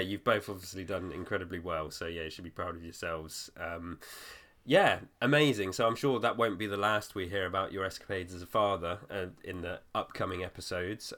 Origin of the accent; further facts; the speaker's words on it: Weymouth, South West England, United Kingdom; my hometown was, like, a really small detour from where you were